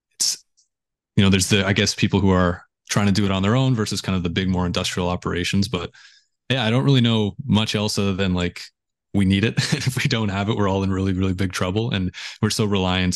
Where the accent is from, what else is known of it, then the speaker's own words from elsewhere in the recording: just outside of Toronto, Ontario, Canada; I grew up just outside of Toronto